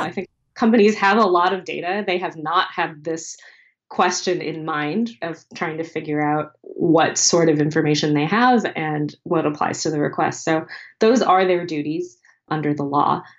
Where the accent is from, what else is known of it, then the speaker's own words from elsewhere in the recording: United States; as an American